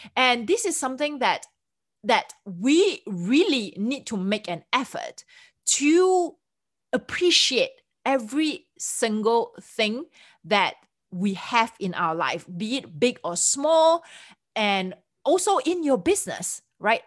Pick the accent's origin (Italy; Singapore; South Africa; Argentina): Singapore; moved away as an adult; now in United States; I'm from Singapore